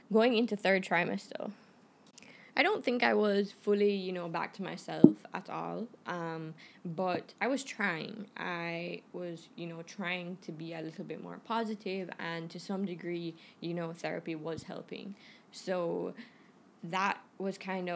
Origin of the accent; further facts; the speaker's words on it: Canada; moved away; I'm Canadian